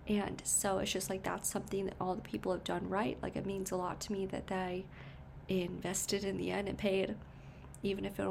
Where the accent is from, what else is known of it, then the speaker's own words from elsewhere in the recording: Connecticut, United States; born in Connecticut